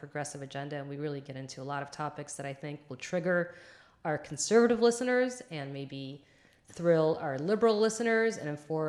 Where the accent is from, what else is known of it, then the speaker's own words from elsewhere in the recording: New Jersey's 12th Congressional District, United States; she is my hometown Congresswoman